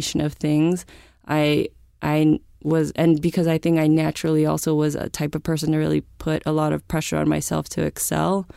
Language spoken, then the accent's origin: English; San Francisco, California, United States; I grew up in San Francisco